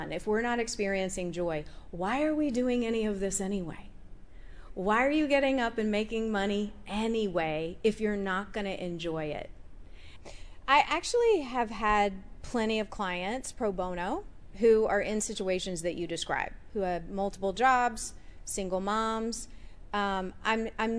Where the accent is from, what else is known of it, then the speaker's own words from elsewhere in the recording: United States; being an American woman in that culture